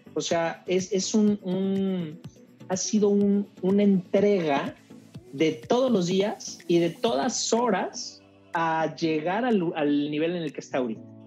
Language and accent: Spanish; Mexico; somos mexicanos